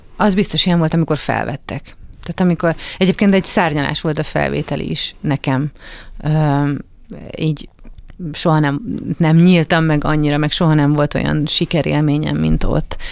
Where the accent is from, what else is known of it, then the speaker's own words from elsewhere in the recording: Budapest, Hungary; also born or lived in Kaposvár; Én budapesti vagyok